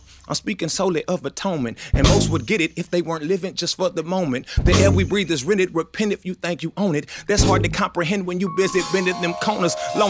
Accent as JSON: {"language": "English", "town": "Houston", "region": "Texas", "country": "United States", "said": "I'm an Igbo boy from the southwest side of Houston"}